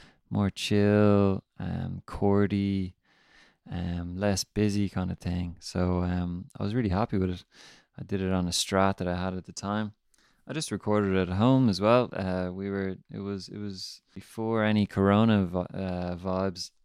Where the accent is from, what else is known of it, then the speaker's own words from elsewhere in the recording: Ireland; also born or lived in Dublin; I'm an Irish soul artist based around Dublin